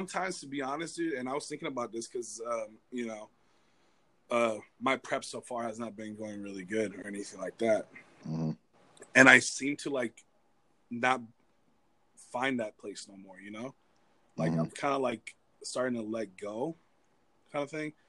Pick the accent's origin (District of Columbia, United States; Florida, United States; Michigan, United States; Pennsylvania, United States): Florida, United States; also born or lived in Cuba; now in California, United States; I'm from Florida